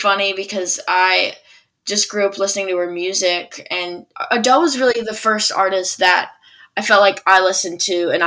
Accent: Birmingham, Alabama, United States; moved away as an adult; now in Nashville, United States; I grew up in Birmingham, Alabama

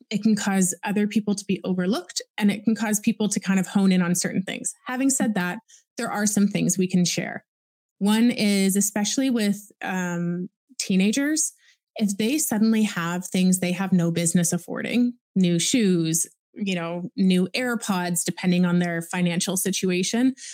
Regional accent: Oakville, Ontario, Canada; I was born and raised in Oakville, Ontario.

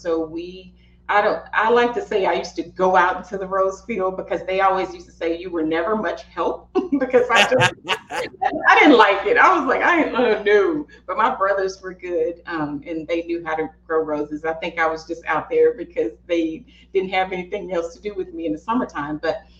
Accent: the South, United States; You know, I'm from the South, like

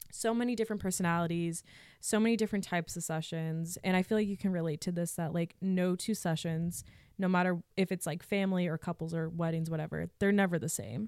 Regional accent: Massachusetts, United States; also born or lived in New Hampshire; I'm from Mass, so people back home saw my work.

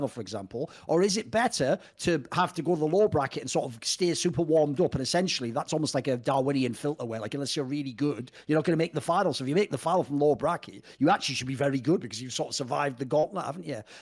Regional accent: Cyprus; we're all from Cyprus. Cyprus sponsors esports.

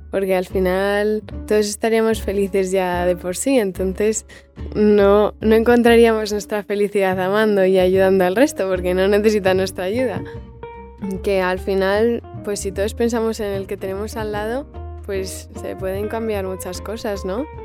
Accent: Madrid, Community of Madrid, Spain; eh, tengo 18 años y soy de Madrid.

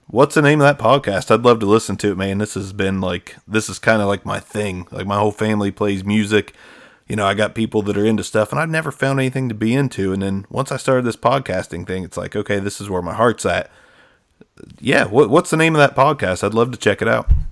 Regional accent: Southern Ohio, United States; a young kid growing up in Southern Ohio

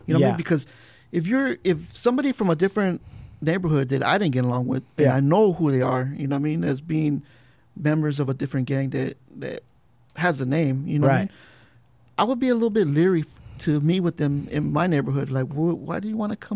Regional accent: Culver City, California, United States; being from Culver City

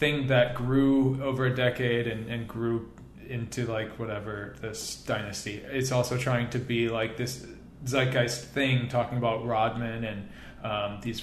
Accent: Chicago, Illinois, United States; growing up in Chicago around the same time

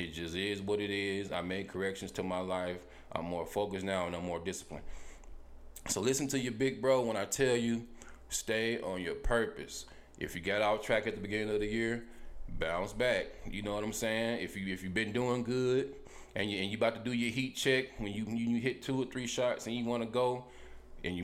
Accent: Helena, United States; moved away; I'm from Helena

